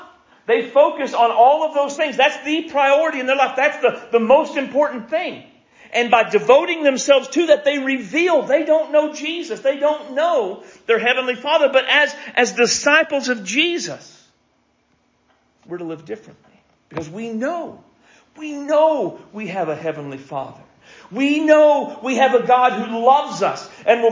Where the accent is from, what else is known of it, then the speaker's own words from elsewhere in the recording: United States; I am an American